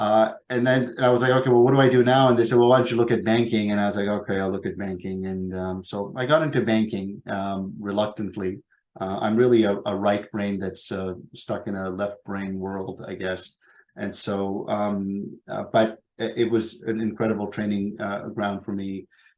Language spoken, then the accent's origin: English; Pakistan; born there; the quota from the part of the world that I come from, and I was born in Pakistan.